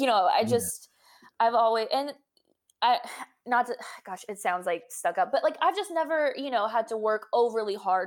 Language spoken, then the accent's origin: English; Texas, United States; I'm from Texas